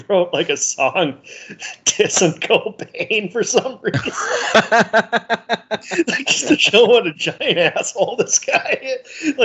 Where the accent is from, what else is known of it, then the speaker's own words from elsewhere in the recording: Minnesota, United States; I'm from Minnesota